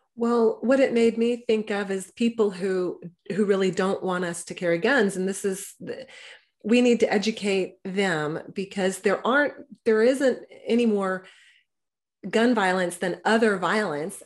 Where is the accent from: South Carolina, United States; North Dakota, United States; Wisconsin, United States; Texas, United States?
Texas, United States; I was raised in Texas by gun owners